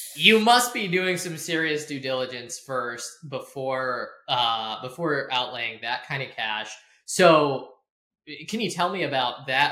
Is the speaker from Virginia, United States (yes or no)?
yes; Burke, Virginia, United States; I grew up in Burke, Virginia